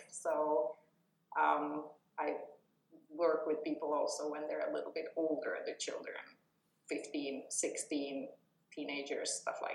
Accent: Czechia; now in Espoo, Finland; I'm from uh, Czech Republic originally, have been in Finland for 22 years. I have lived the entire time except for the first year in Espoo

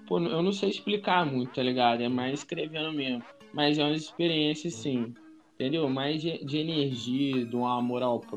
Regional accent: Brazil; born there; Já morei lá no Bernardino, aí a última vez. Mas eu nasci aqui em Nova Benfica. A última vez que eu morei foi na Ponte Preta.

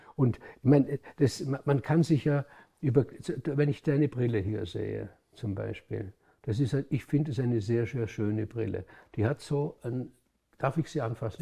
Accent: Hohenems, Vorarlberg, Austria; In Hohenems, wo ich, wo ich aufgewachsen bin

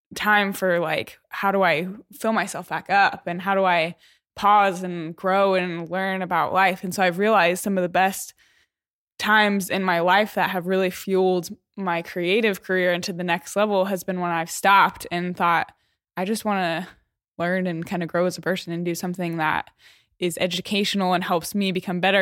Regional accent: Denver, Colorado, United States; moved away as an adult; also born or lived in Waco, Texas; I was born in Denver, Colorado. Grew up in Colorado.

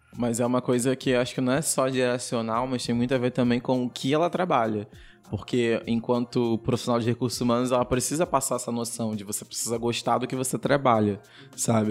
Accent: São Gonçalo, Rio de Janeiro, Brazil; moved away as an adult; now in Rio de Janeiro, Brazil; nós três somos de São Gonçalo, que é região metropolitana do Rio de Janeiro. Hoje eu moro no Rio, porque eu trabalho no Rio, mas a minha família é de São Gonçalo

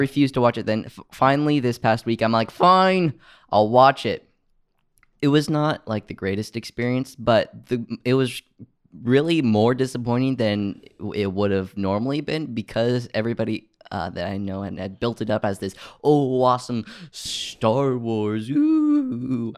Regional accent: United States; us as American citizens

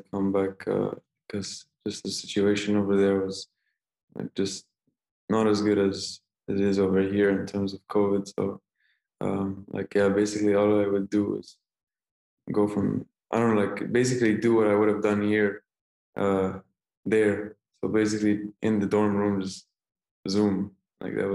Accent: Saudi Arabia; also born or lived in Egypt; I am Egyptian, like so like as well, so like I always go back home in the summers. And so like, and like I was born in Saudi Arabia, like I just like I'm full Middle East

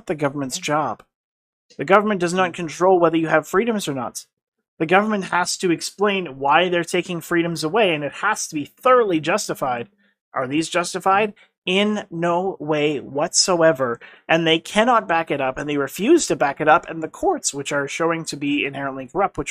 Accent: Alberta, Canada; I was a proud Canadian up until Stephen Harper left office

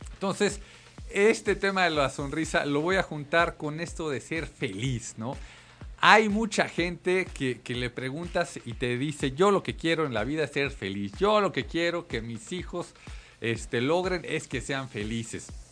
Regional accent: Mexico City, Mexico; los que somos mexicanos, chilangos

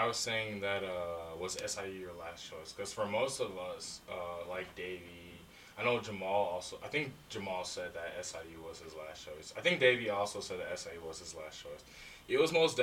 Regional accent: Berlin, Illinois, United States; moved away as an adult; I'm from Berlin, which is like 30 minutes from Chicago

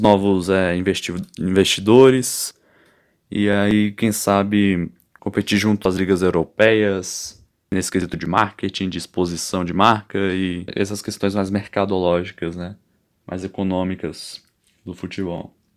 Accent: Brasília, Federal District, Brazil; eu moro aqui em Brasília, eu sou de Brasília

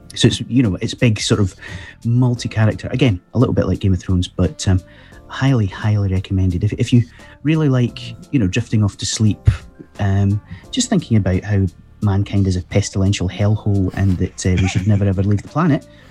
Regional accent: Scotland, United Kingdom; I'm Scottish

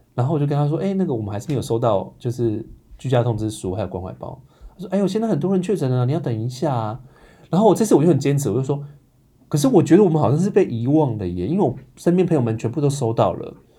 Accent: Hsinchu, Taiwan; now in Taipei, Taiwan; 我是新竹人

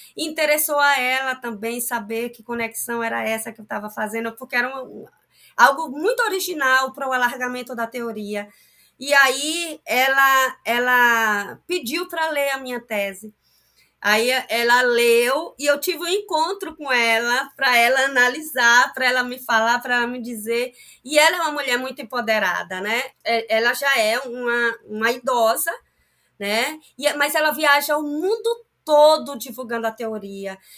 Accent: Pindobaçu, Bahia, Brazil; eu sou de Pinobaçu

